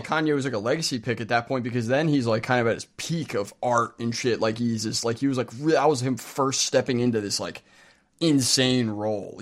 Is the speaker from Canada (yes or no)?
no; United States; speaking as an American